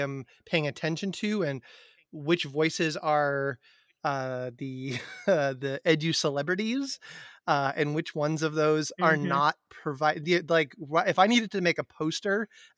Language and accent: English; Amherst, Massachusetts, United States; I grew up in Amherst, Massachusetts, which is a college town in Western Massachusetts